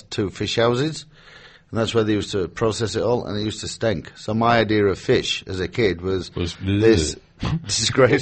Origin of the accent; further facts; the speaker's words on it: Hull, Yorkshire and the Humber, United Kingdom; Yeah, I grew up in Hull. It was basically cold